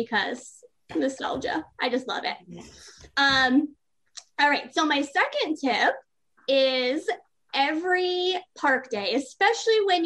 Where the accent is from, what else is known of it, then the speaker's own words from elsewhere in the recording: Arizona, United States; my home state of Arizona